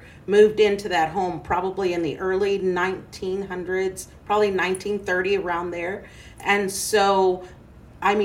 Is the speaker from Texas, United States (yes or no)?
yes; Belvin Street, Texas, United States; 1334 is the address where we grew up in on Belvin Street